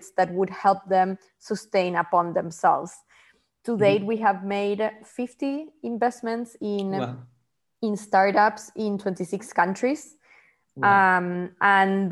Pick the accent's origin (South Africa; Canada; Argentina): Argentina; moved away as an adult; also born or lived in Bangladesh; now in New York City, United States; I'm originally from Argentina, but I'm based in New York City for quite some time now.